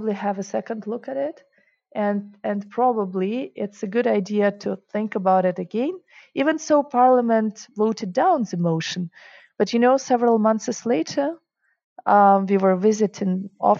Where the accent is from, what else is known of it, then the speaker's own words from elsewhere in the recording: Ukraine; English is a second language; moved away as an adult; also born or lived in Germany / Russia; now in Switzerland; I grew up in Russia, Ukraine